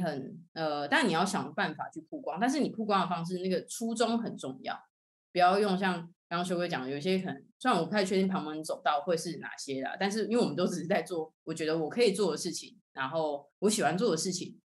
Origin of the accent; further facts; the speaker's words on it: Tainan, Taiwan; 我是成大毕业的，然后我是台南人